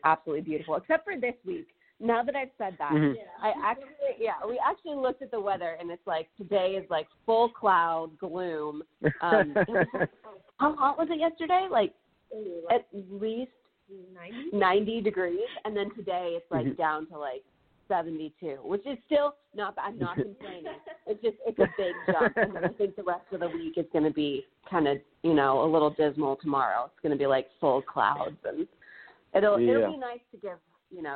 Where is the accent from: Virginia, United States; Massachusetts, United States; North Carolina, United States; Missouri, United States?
Virginia, United States; Chantilly; moved away as an adult; now in California, United States; I'm from Chantilly, Virginia, originally. I moved out to California